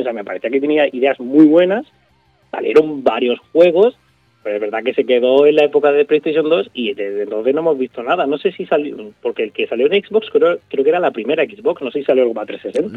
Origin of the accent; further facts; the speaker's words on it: a small village in Málaga, Andalusia, Spain; en mi pueblo, en un pueblecito de Málaga, eh, un tío mío tenía un bar allí